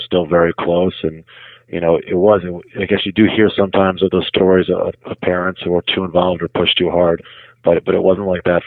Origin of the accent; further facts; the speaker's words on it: Newton, Massachusetts, United States; I grew up in Newton, Massachusetts, which was a suburb about 20 minutes outside of Boston